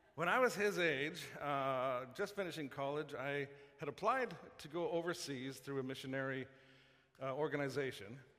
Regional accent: Saskatoon, Saskatchewan, Canada; I grew up in Saskatoon

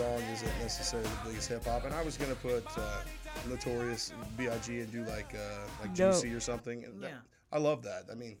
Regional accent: Bixby, Oklahoma, United States; especially for a white dude growing up in Bixby, Oklahoma.

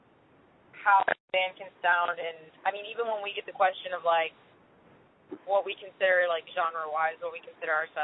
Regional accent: Michigan, United States; moved away as an adult; now in Nashville, United States; I'm from Michigan, so I grew up in Michigan

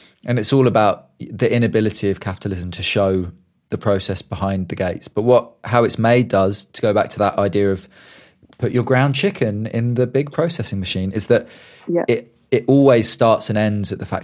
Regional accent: United Kingdom; me as a Brit

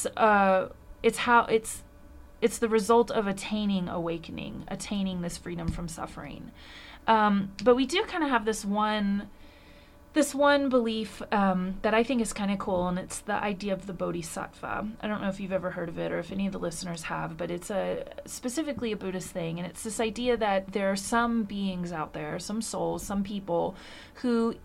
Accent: United States; as an American

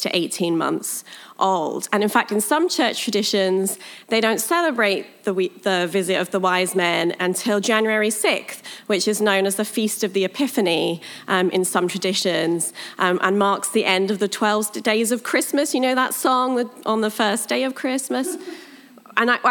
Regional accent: United Kingdom; accent: British; moved away; I'm British. I like to just get that out of the way before I start, because then you're not sitting through the whole message wondering what my accent is. It's British

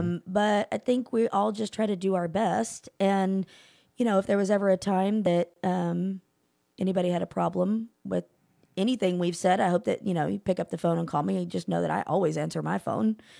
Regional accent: Keller, Texas, United States; I'm from Keller

